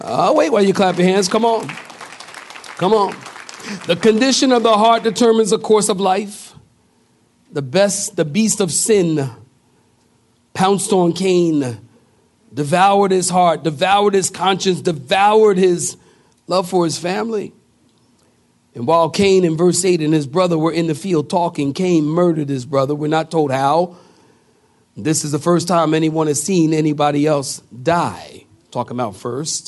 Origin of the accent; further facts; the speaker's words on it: Philadelphia, Pennsylvania, United States; now in Apex, United States; I come from Philadelphia